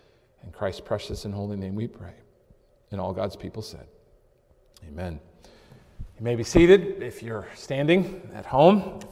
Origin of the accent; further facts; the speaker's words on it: New England, United States; Growing up in New England, going to camp in upstate New York in the Adirondack Park